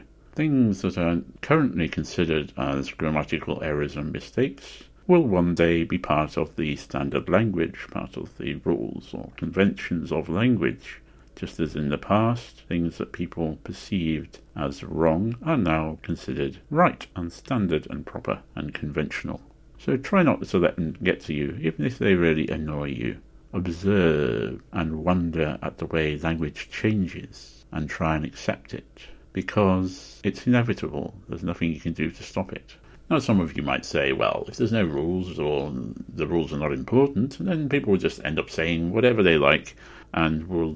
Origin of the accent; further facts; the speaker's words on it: North West England, United Kingdom; Now, I grew up in Lancashire, in the northwest of England, but I don't have a Lancashire accent.